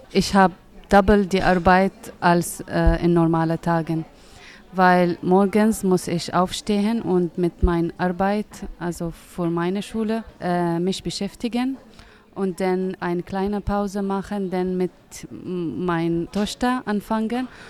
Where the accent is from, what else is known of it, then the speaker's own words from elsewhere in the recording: Syria; German is a second language; moved away as an adult; now in Greifswald, Germany; Ich komme aus Syrien